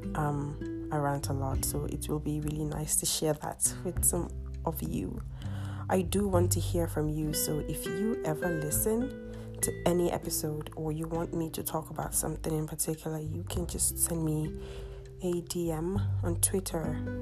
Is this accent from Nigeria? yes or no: yes; Nigeria; I'm Nigerian.